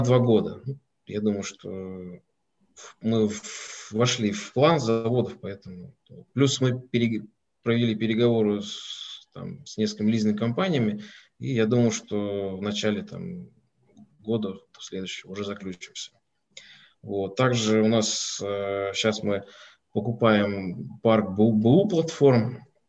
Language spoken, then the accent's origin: Russian; Moscow, Russia; Я из Москвы, не из Петербурга